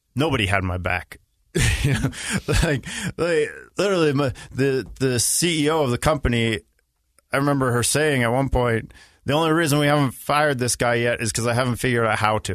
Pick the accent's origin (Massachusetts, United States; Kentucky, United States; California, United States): Massachusetts, United States; Boston; moved away as an adult; also born or lived in Israel; I grew up in Boston